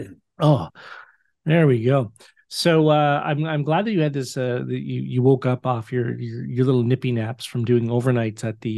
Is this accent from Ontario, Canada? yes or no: yes; Oshawa, Ontario, Canada; I need you to be the cheerleader that I've known for 29 years since the early days of us growing up in Oshawa.